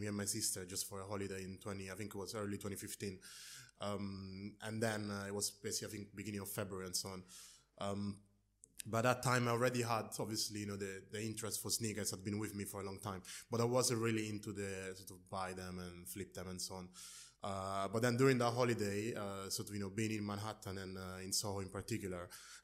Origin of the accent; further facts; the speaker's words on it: near Rome, Lazio, Italy; moved away as an adult; also born or lived in London, United Kingdom; So I was born in London to Nigerian parents, and then we actually moved down to Italy in a place near Rome where I grew up. I stayed there until I was about 19